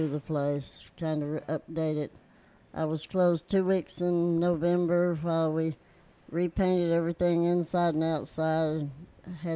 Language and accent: English; St. Louis, Missouri, United States; moved away as an adult; now in Surfside Beach, United States; I'm from St. Louis